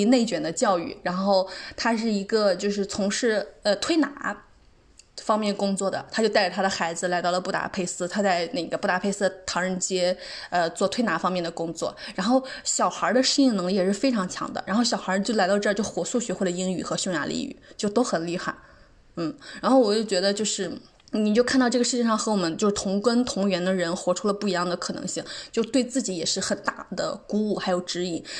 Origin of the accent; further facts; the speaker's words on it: China; 就是我也不知道他咋看出来我是中国人的，就用中国话在问我。